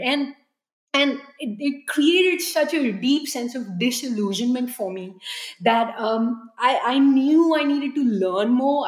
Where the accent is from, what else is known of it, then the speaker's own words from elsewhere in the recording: New Delhi, Delhi, India; now in United States; growing up in New Delhi